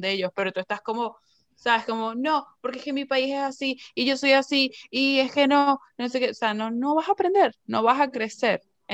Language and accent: Spanish; Venezuela; moved away; yo soy venezolana y yo hablo como a mí me dé la gana